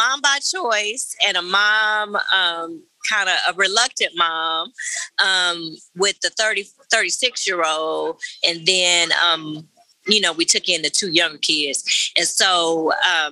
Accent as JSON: {"language": "English", "region": "Oklahoma", "country": "United States", "tie": "born or raised there", "said": "I am born and raised in Oklahoma"}